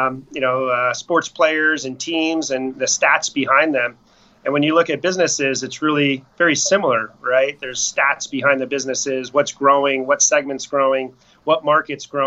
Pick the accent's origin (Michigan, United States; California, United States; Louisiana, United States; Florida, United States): Florida, United States; Tampa; also born or lived in upstate New York; I grew up in Tampa area